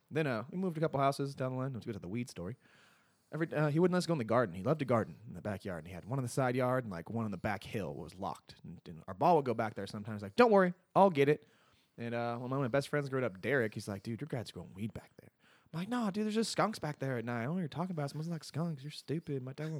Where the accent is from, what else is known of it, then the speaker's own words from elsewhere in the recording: Bay Point, California, United States; We grew up out there in Bay Point, California, otherwise known as Gunpoint